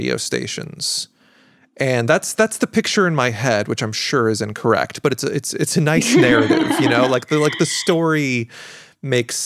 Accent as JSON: {"language": "English", "country": "United States", "said": "I'm from America"}